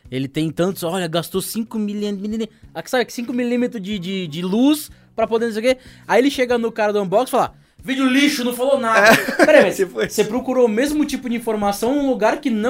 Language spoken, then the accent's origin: Portuguese; Brazil; born there; Enfim, eu nasci no Brasil